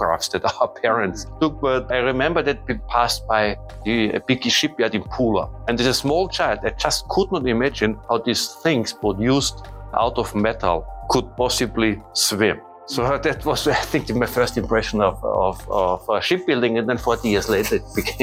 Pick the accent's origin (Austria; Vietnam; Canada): Austria; now in Germany; I was born in 1970 in Austria.